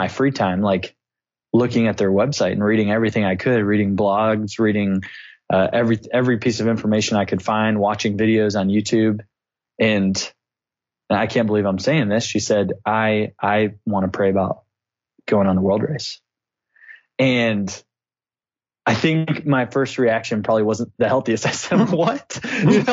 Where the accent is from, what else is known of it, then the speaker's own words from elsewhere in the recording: Clarksville, Tennessee, United States; moved away as an adult; also born or lived in Indianapolis, Indiana; now in Bulgaria; So I'm originally from Clarksville, Tennessee. Met my wife. We're high school sweethearts